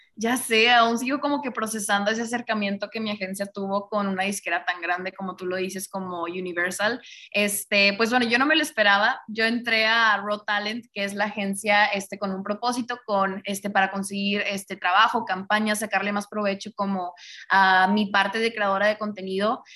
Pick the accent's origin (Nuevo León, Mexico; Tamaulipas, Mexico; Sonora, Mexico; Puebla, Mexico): Nuevo León, Mexico; Monterrey; yo soy de acá de Monterrey